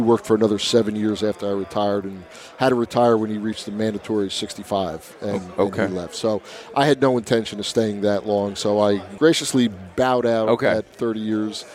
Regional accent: Irvington, New Jersey, United States; also born or lived in Monmouth County, New Jersey; I grew up right here in New Jersey, born and raised in New Jersey my whole life.

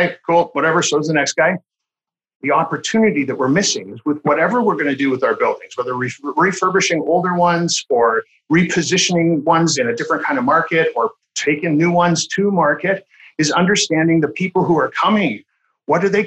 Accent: Canada; I'm Canadian

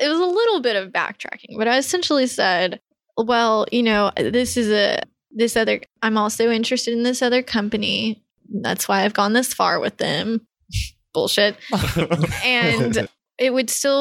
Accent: Texas, United States; moved away as an adult; now in San Francisco, United States; I was from Texas

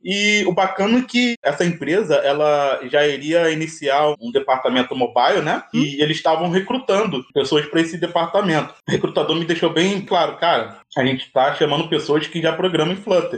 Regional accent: Rio de Janeiro, Brazil; Eu sou do Rio de Janeiro, moro no Vidigal.

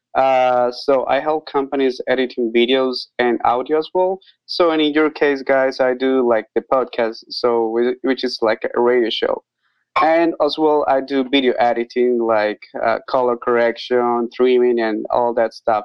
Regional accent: Costa Rica; now in Nicaragua; I am from Costa Rica, but I live in Nicaragua

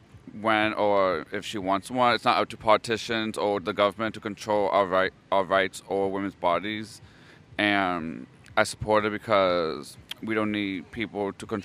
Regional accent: Minneapolis, Minnesota, United States; Minneapolis, Minnesota.

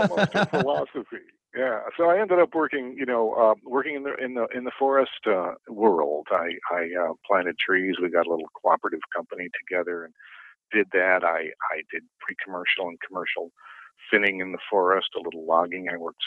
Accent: New England, United States; moved away as an adult; now in Olympic Peninsula, United States; I'm originally from New England

